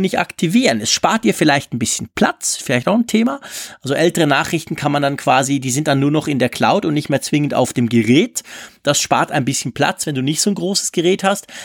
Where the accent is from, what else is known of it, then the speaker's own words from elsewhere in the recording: Switzerland; wir Schweizer